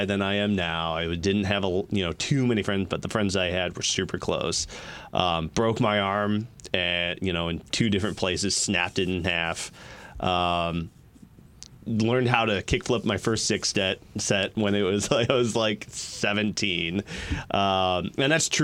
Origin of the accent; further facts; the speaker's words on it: Kalamazoo, Michigan, United States; moved away as an adult; I grew up in Kalamazoo for 29 years of my life